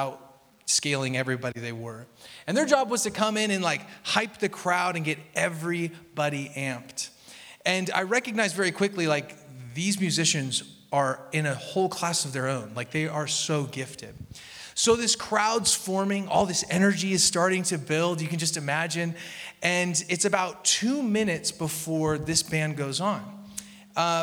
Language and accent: English; Portland, Oregon, United States; I grew up in Portland